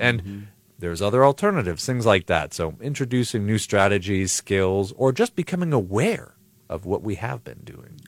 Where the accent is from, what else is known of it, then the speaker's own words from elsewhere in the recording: Buffalo, New York, United States; moved away as an adult; also born or lived in Chicago, Illinois; now in Highland, Indiana, United States; I grew up in Buffalo, New York, uh, till I was eighteen, nineteen